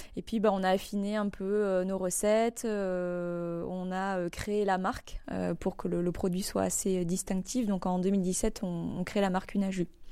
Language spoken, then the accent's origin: French; Pau, Nouvelle-Aquitaine, France; moved away as an adult; also born or lived in Toulouse; now in Bordeaux, France; je suis partie dans ma ville natale, dans le sud-ouest, à Pau